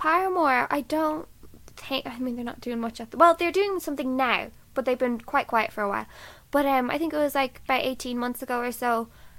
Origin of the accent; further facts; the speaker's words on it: Dublin, Leinster, Ireland; we're from Dublin or we're of the same like similar age